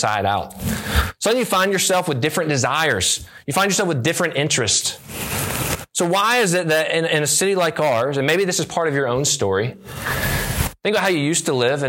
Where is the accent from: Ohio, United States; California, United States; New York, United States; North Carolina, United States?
North Carolina, United States; near Charlotte; I grew up near Charlotte, North Carolina